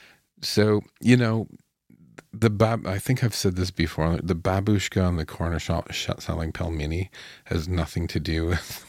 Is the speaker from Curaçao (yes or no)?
no; Canada; But it's kind of as a Canadian